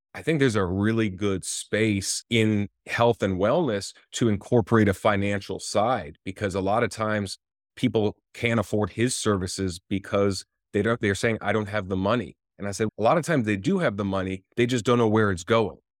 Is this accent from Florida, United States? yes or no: yes; Florida, United States; moved away as an adult; also born or lived in Johannesburg, South Africa / Tampa, Florida / Miami, Florida; now in West Hollywood, United States; I grew up in Florida up until about twenty-five years old